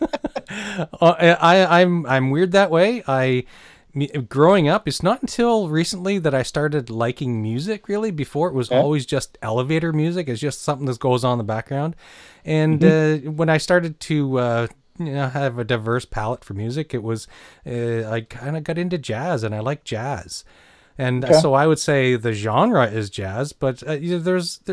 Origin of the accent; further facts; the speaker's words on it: New Brunswick, Canada; I grew up in New Brunswick